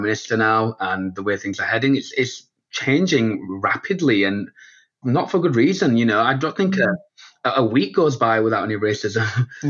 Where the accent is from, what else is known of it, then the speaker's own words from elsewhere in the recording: the north of England, United Kingdom; We're from the north of England, actually.